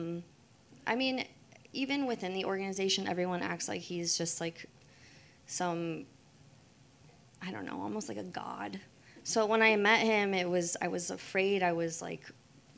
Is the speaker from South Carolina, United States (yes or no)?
no; Central Illinois, United States; also born or lived in Chicago; I was born and raised in Central Illinois